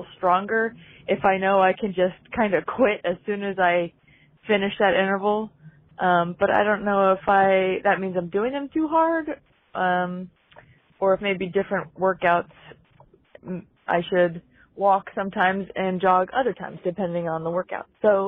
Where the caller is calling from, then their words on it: Easton, Maryland, United States; I'm calling from Easton, Maryland